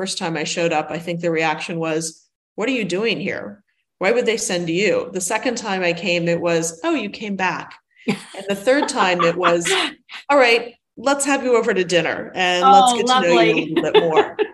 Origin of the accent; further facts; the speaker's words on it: Washington, D.C., Northeast area, Mid-Atlantic, United States; I'm originally from the Washington, D.C., Mid-Atlantic, Northeast area. And of the United States